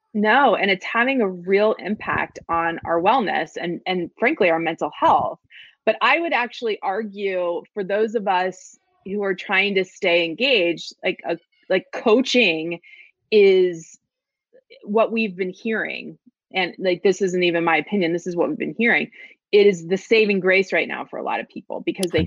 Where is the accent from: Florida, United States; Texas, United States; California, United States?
Florida, United States; now in New York, United States; I was raised in Florida because that's where my dad went to law school, and we stayed there